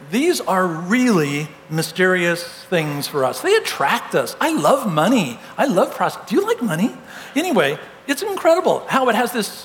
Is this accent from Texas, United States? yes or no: no; California, United States; I'm from Southern California originally, and so everybody played golf in my family.